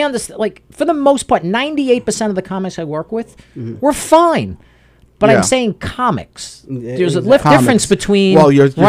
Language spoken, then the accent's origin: English; Bethpage, New York, United States; I grew up in Bethpage.